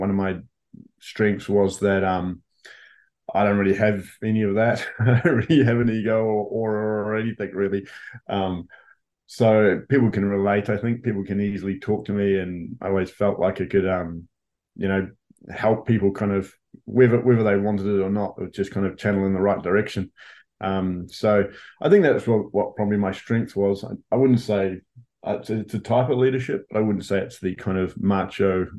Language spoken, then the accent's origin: English; New Zealand; moved away as an adult; also born or lived in United States / Blackburn, England; a New Zealander playing in America